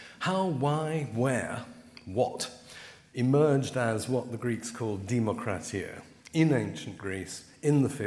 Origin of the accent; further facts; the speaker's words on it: London, United Kingdom; I come from Putney